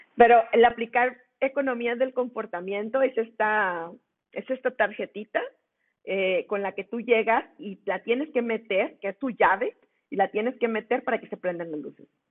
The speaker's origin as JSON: {"language": "Spanish", "town": "Monclova", "region": "Coahuila", "country": "Mexico", "moved": "yes", "lives_now": "Monterrey, Mexico", "said": "yo soy de Monclova, yo vivo en Monterrey"}